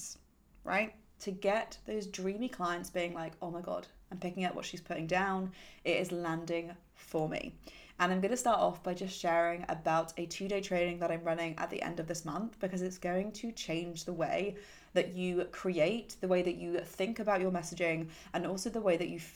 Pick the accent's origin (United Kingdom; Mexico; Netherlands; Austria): United Kingdom; I'm British